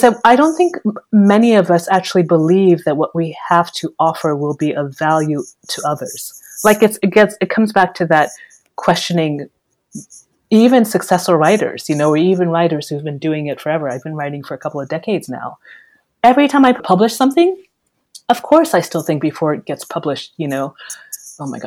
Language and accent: English; Nigeria; I'm Nigerian